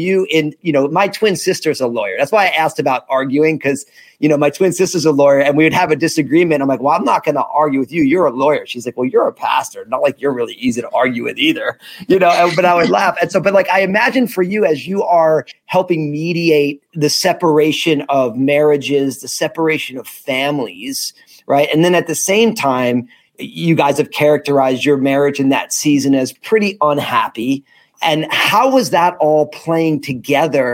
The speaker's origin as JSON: {"language": "English", "region": "New Jersey", "country": "United States", "tie": "born or raised there", "said": "I was at Rutgers in New Jersey, my home state"}